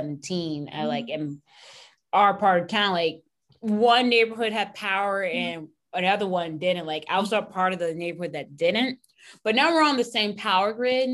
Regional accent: Texas, United States; As a Texan, born and mostly raised

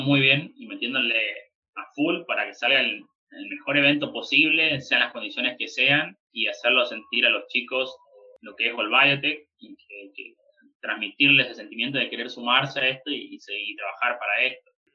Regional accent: Chaco, Argentina; moved away; iba a Chaco también, a mi pueblo, o sea, dentro de Chaco y después puntualmente a mi pueblo, donde yo nací

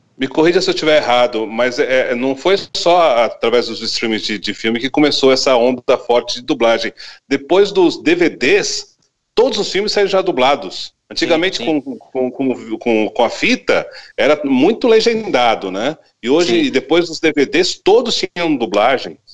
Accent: São Paulo, Brazil; now in São Gonçalo do Sapucaí, Brazil; Eu nasci em São, eu nasci em São Paulo, São Paulo. E, e, minha família toda é de São Paulo

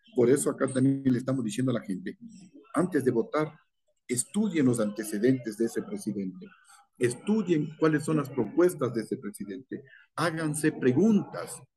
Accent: Ecuador

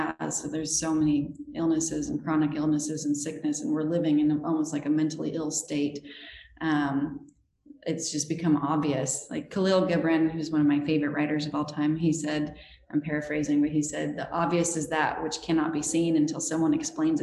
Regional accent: Utah, United States; I grew up in Utah, which is a really, really LDS state

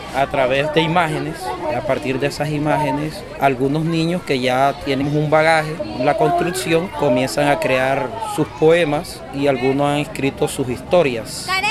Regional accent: Uribia, La Guajira, Colombia; Spanish is a second language; Soy aquí de Uribia, nací aquí

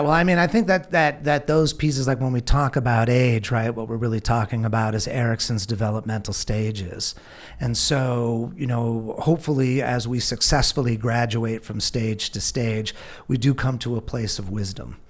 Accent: California, United States; I grew up in California

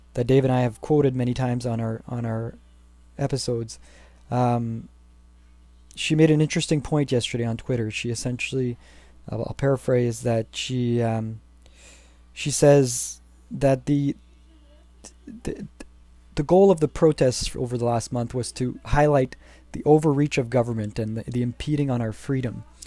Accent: Canada; As a Canadian citizen

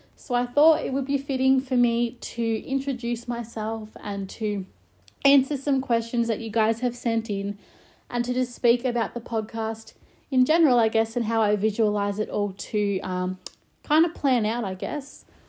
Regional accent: Melbourne, Victoria, Australia; I'm from Melbourne, Australia

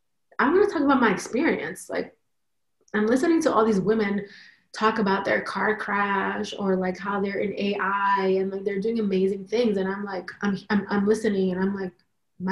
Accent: New York, United States; I was born here in New York

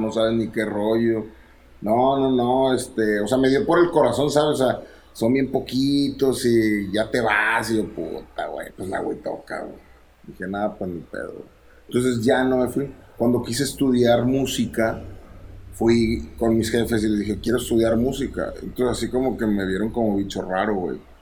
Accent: Monterrey, Nuevo León, Mexico; soy de Monterrey, entonces el soundtrack que se escuchaba en mi casa

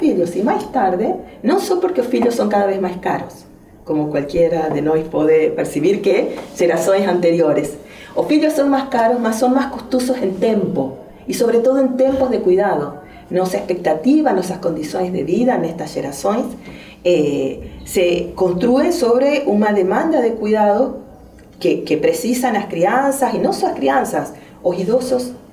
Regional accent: Argentina; accent: strong Argentine; moved away as an adult; also born or lived in Spain; now in Brazil; vou falar com um forte sotaque argentino

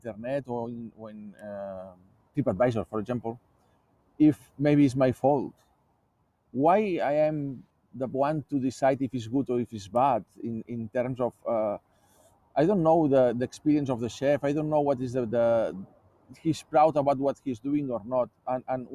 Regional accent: Barcelona, Catalonia, Spain; moved away as an adult; also born or lived in Hong Kong; now in Australia; I was born in Barcelona. I was living in different countries

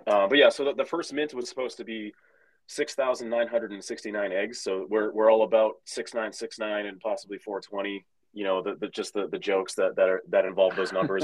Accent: Boston, Massachusetts, United States; moved away as an adult; now in Seattle, United States; we're both from Massachusetts, both Boston area musicians

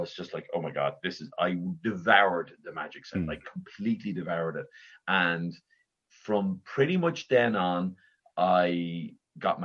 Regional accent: Dublin, Leinster, Ireland; I was born and raised in Raheny in Dublin.

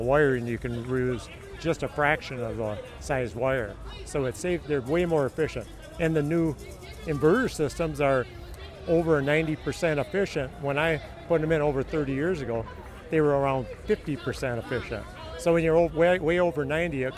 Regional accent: Rochester, Minnesota, United States; I'm from Rochester originally

